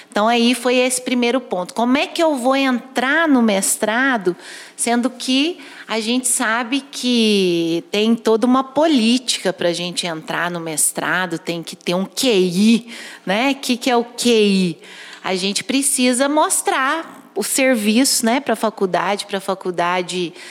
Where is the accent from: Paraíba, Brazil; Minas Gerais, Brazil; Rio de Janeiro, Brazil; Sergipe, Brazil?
Minas Gerais, Brazil; Perdões; Eu sou de Perdões, também sul de Minas, estou a 200 quilômetros daqui de Pouso Alegre.